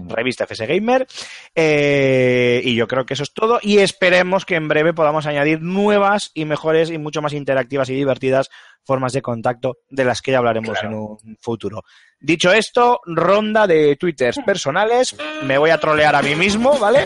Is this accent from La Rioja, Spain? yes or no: yes; La Rioja, Spain; mi pueblo en La Rioja